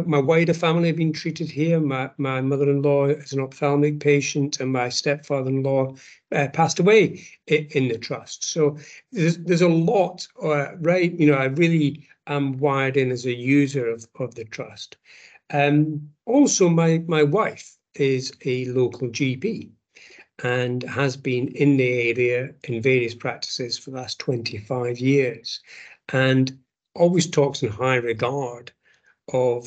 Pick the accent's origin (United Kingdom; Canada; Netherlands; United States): United Kingdom; Scotland; moved away as an adult; now in London, United Kingdom; I come from clearly from Scotland. I've been in London for such a long time